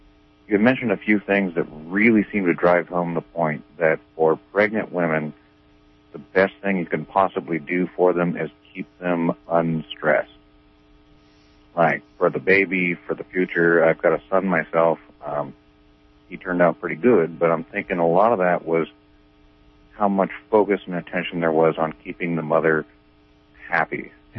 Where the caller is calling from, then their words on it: Garberville, California, United States; I'm from here in Garberville.